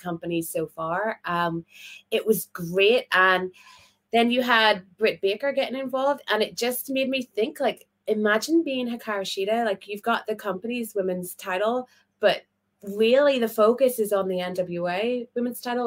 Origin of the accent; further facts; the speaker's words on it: Belfast, Northern Ireland, United Kingdom; I'm from Belfast